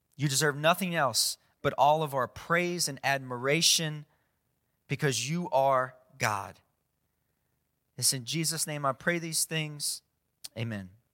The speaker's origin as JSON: {"language": "English", "region": "South Louisiana", "country": "United States", "tie": "born or raised there", "said": "growing up in South Louisiana"}